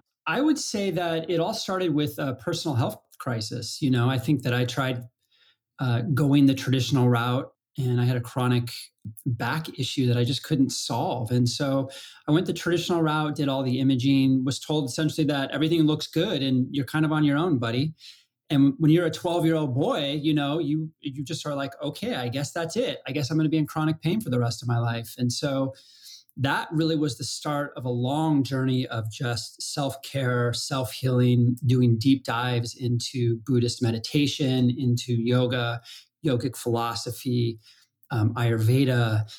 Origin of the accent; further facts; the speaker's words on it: Colorado, United States; And I grew up in Colorado and you know, icy trees, middle of winter, snowballs.